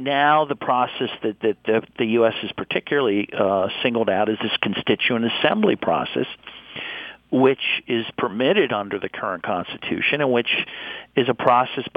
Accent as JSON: {"language": "English", "country": "United States", "said": "as an American"}